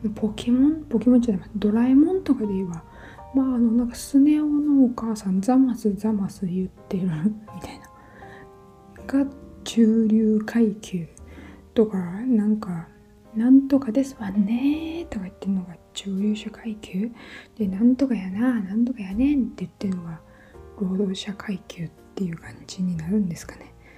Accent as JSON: {"language": "Japanese", "country": "Japan", "also_born_or_lived": "London", "moved": "as an adult", "said": "私は日本人として見られるわけですよ"}